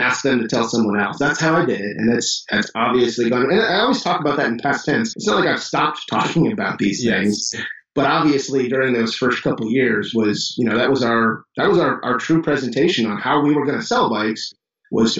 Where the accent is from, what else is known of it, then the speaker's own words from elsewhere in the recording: Chicago, Illinois, United States; now in Johnson City, United States; I'm from Chicago